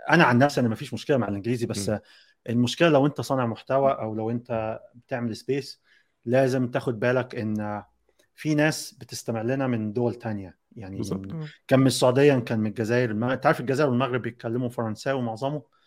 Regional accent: Egypt; احنا آه، كمصريين كمصريين

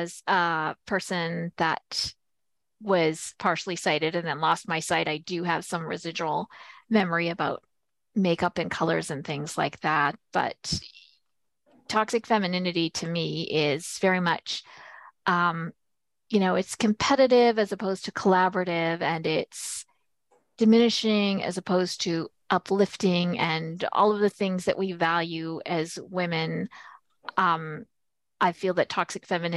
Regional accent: Manitoba, Canada; I hail from Manitoba. I'm a proud little prairie flower

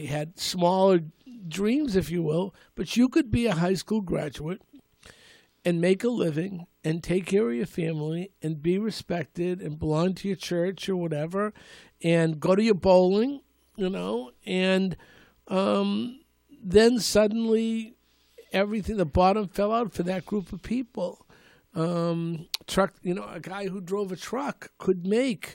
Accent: Malden, Massachusetts, United States; I grew up in Malden. You know, growing up in Suffolk Square

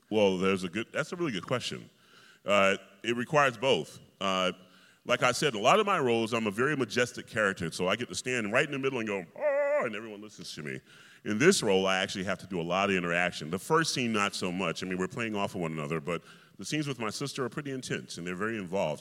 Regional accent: Atlanta, Georgia, United States; I grew up in Atlanta, Georgia, and you know, when you're from the South

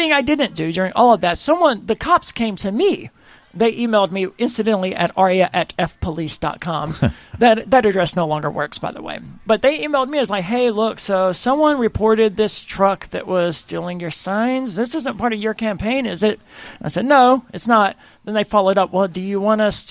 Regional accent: Mississippi, United States; I'm from the South, from the state of Mississippi

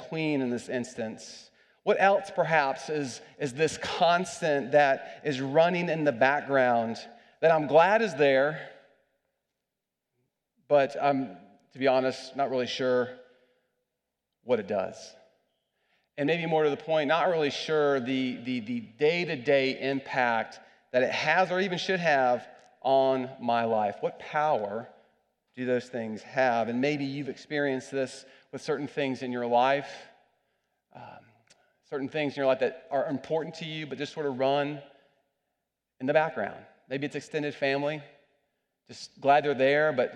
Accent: United States; I'm an American

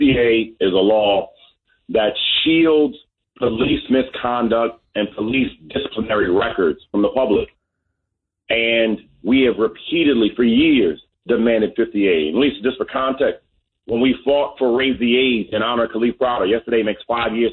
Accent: New York City, New York, United States; I grew up on Preston and Burnside till sixth grade

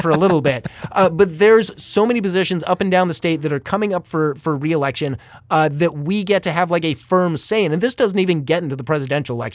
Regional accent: Paradise Valley, Arizona, United States; my hometown of Paradise Valley

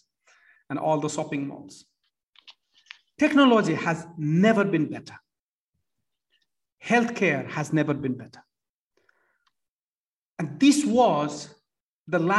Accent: Nepal; moved away; At the age of 14, I started volunteering for Red Cross in Nepal. I come from Nepal.

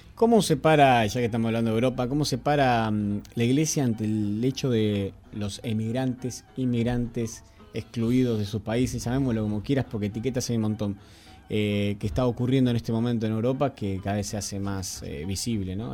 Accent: Argentina; nosotros somos argentinos

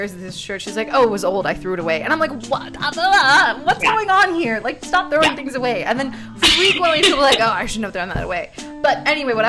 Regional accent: Texas, United States; when I grew up in Texas

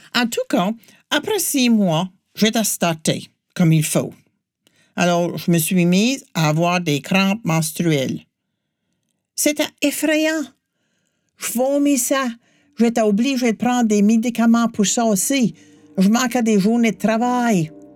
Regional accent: New Brunswick, Canada; j'ai grandi au Nouveau-Brunswick

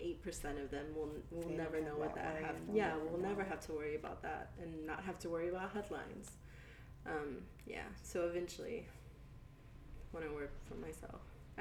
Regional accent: the South, United States; This is in my hometown. And like, people always give me shit about like being like raised in the South

